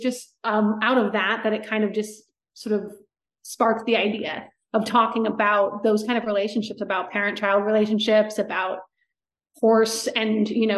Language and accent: English; outside of Rancho Santa Fe, California, United States; also born or lived in Orange County / Los Angeles; I grew up outside of Rancho Santa Fe